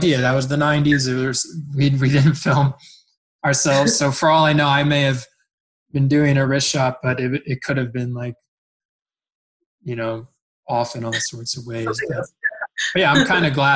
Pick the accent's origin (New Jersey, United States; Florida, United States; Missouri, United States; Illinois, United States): New Jersey, United States; moved away as an adult; now in Canada; I'm originally from New Jersey